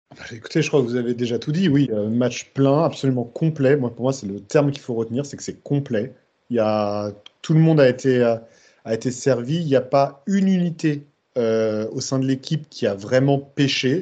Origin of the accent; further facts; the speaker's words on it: Bordeaux, Nouvelle-Aquitaine, France; comme on dit chez moi à Bordeaux